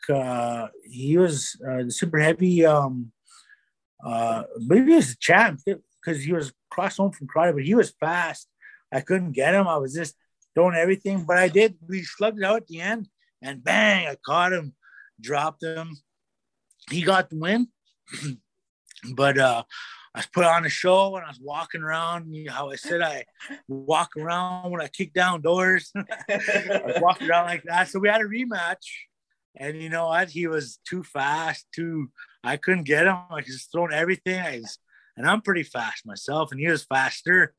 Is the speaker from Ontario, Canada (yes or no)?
no; Keeseekoowenin First Nation, Manitoba, Canada; I'm from Kisi Queen First Nation in Manitoba.